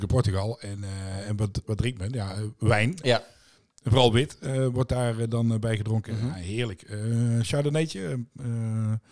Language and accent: Dutch; Tilburg, North Brabant, Netherlands; ik kom uit Tilburg.